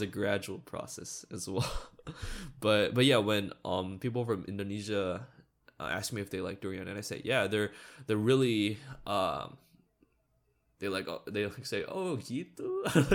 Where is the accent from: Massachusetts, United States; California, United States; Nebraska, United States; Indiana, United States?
California, United States; Monterey Park; first language English; I grew up in Monterey Park